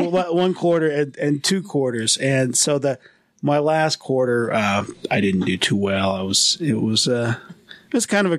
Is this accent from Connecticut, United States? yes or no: no; East Millcreek, Utah, United States; also born or lived in Rose Park, Salt Lake City; I am from Utah. I was born in Rose Park and... from about two on, I lived in the East Mill Creek area, just down from Mill Creek Canyon. Went to Skyline High School.